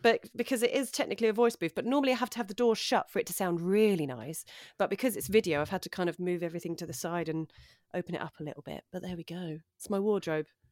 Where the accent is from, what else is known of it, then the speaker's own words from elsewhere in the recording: London, United Kingdom; moved away as an adult; now in West Sussex, United Kingdom; I grew up in North London. Um, I grew up in Edmonton, North